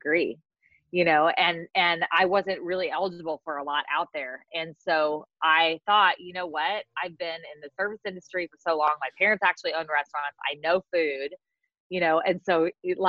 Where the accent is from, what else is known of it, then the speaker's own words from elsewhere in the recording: California, United States; moved away as an adult; also born or lived in Mississippi; I grew up in California